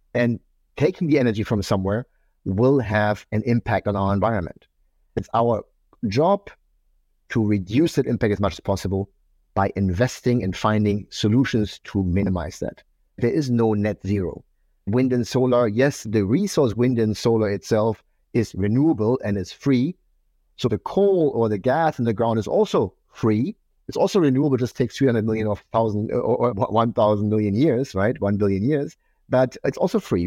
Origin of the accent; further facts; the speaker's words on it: eastern Germany, Germany; I grew up in Eastern Germany. I grew up in communism